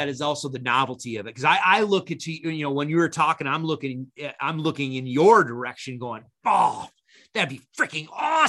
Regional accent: upstate New York, United States; I grew up in New York State

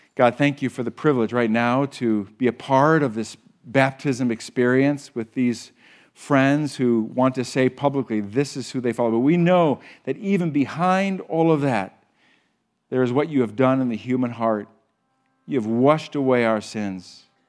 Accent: Huron, United States; we grew up together in Huron

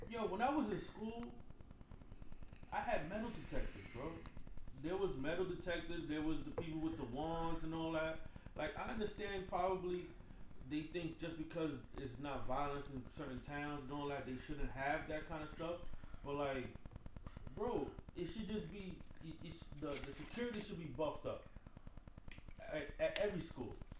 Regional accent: New York City, New York, United States; also born or lived in Harlem; I'm from the Bronx, but I used to be in Harlem

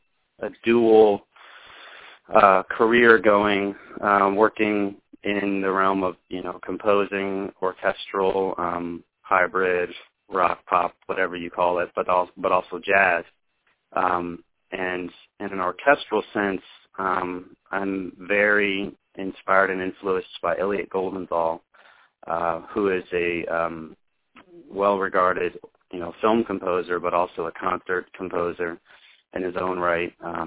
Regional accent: North Carolina, United States; I am from North Carolina.

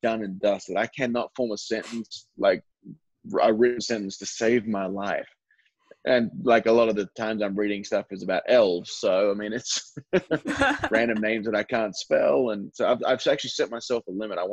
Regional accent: Perth, Western Australia, Australia; a kid from my hometown called Daniel Ricciardo

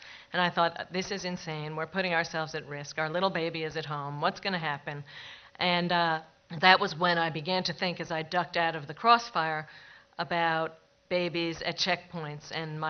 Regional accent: United States; also born or lived in Jerusalem; But perhaps I'm just an American optimist

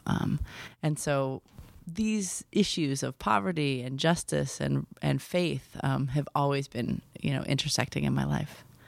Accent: Milwaukee, Wisconsin, United States; So I was raised in Milwaukee, Wisconsin

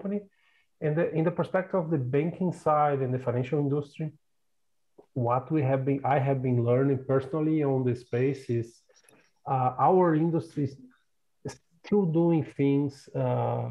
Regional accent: South Region, Brazil; moved away as an adult; I'm originally from Brazil. My family still have a farm in the south of Brazil, close to Uruguay's country

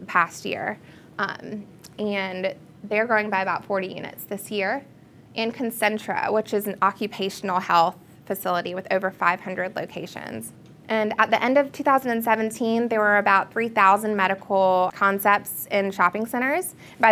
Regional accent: Augusta, Georgia, United States; My hometown is Augusta, Georgia, which is relatively small

